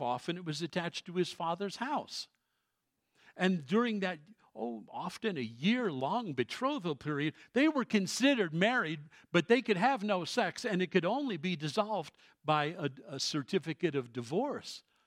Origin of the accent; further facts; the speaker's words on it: Colorado, United States; also born or lived in New York City, United States; I've lived in this state since nineteen sixty-one.